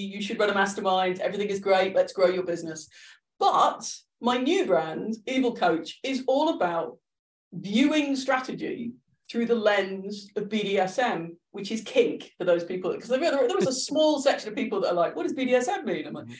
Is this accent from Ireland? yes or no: yes; Ireland; also born or lived in Liverpool; I've moved around a lot, but yeah. Yes, so I'm Irish, despite my accent.